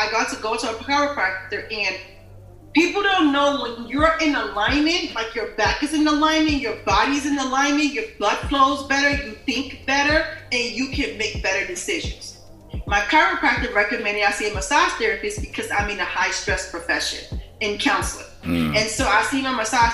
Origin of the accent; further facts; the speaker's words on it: New Jersey, United States; I grew up in New Jersey